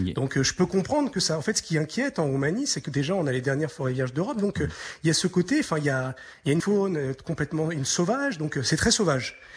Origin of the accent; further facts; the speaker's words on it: France; now in Romania; en tant que Français